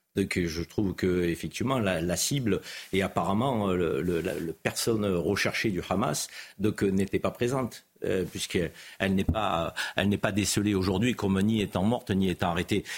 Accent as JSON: {"language": "French", "town": "Marseille", "region": "Provence-Alpes-Côte d'Azur", "country": "France", "said": "en tant que Marseillais"}